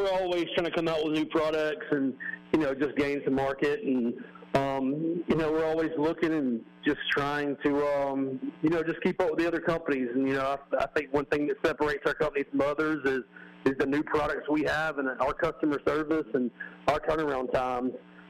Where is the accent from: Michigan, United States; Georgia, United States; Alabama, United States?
Alabama, United States; Mobile; Yeah, we're right here in Mobile, and, you know, we're proud to say we're from Mobile.